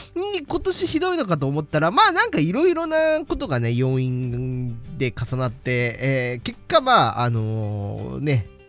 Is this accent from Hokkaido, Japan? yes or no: yes; Hokkaido, Japan; 道民だからこそね